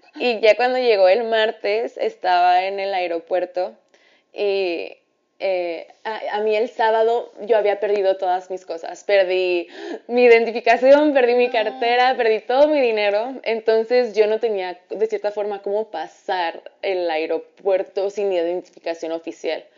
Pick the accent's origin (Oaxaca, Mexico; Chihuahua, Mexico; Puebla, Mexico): Chihuahua, Mexico; Ciudad Juárez; moved away as an adult; now in Mexico City, Mexico; me regresé a Ciudad Juárez